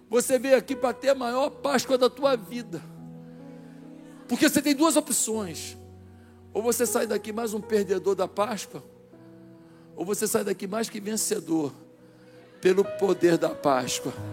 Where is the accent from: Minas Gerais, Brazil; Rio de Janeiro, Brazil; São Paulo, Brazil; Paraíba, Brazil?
Paraíba, Brazil; João Pessoa; born there; Eu nasci na Paraíba. João Pessoa, olha meu sotaque, como é que é?